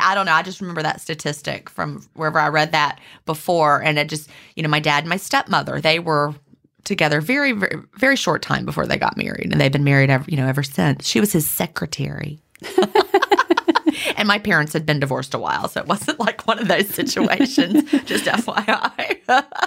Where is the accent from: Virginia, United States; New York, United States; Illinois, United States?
Virginia, United States; also born or lived in Augusta; I grew up in Virginia